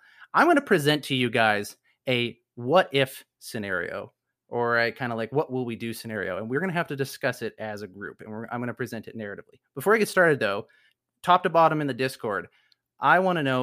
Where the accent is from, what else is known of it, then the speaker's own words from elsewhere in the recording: Canada; I'm Canadian